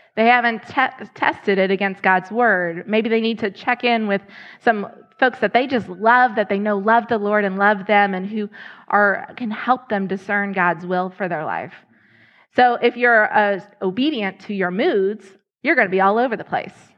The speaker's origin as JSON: {"language": "English", "town": "Lexington", "region": "Kentucky", "country": "United States", "tie": "born or raised there", "moved": "as an adult", "lives_now": "Ohio, United States", "said": "I was in Lexington, Kentucky. That was my hometown."}